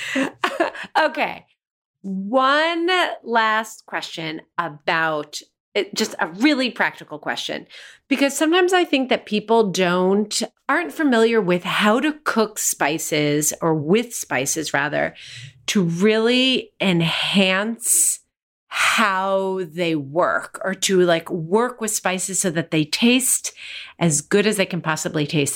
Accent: United States; born or raised there

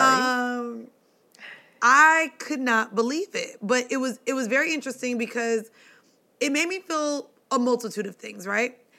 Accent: Florida, United States; growing up in Florida

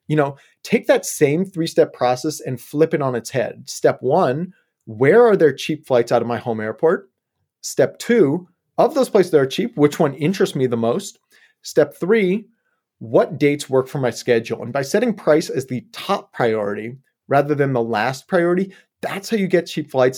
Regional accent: Yellow Springs, Ohio, United States; moved away as an adult; also born or lived in Colorado / California; now in Portland, United States; I grew up in Ohio, actually, Southwest Ohio, just small little town out there called Yellow Springs.

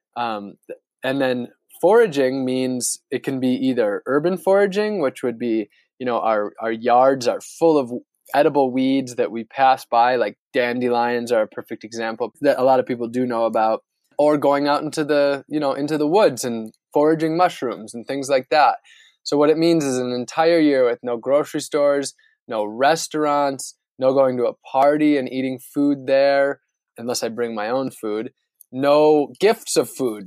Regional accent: northern Wisconsin, United States; moved away; where I grew up in northern Wisconsin

